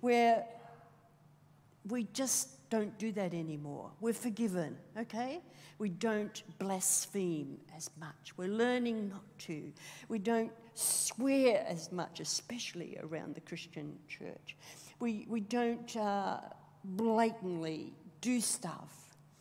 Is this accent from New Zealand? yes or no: no; Australia; being Australian